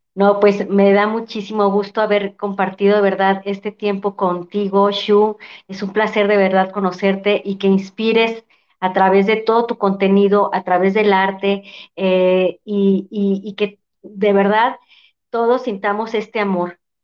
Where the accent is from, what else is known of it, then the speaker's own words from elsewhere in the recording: Mexico; como mexicanos